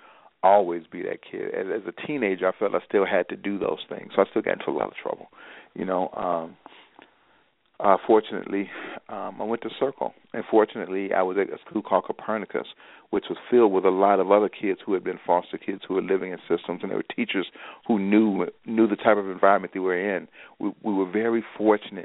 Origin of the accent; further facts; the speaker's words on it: Chicago, Illinois, United States; I grew up on the South Side.